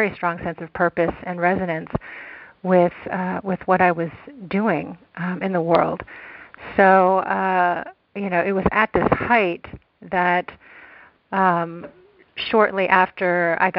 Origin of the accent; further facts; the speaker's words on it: Texas, United States; Where I grew up in Texas